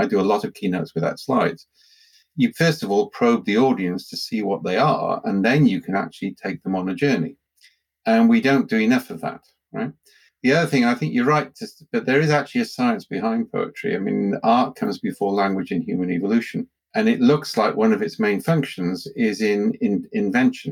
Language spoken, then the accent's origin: English; Wales, United Kingdom; I'm Welsh